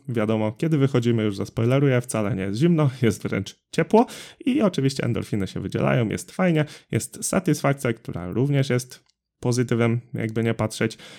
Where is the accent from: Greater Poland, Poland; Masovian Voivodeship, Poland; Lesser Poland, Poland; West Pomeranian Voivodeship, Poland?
West Pomeranian Voivodeship, Poland; Drawsko Pomorskie; u nas w Drawsku Pomorskim